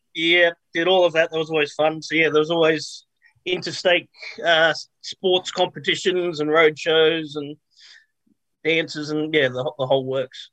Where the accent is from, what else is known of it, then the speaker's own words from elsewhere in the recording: Australia; I was born and raised in Australia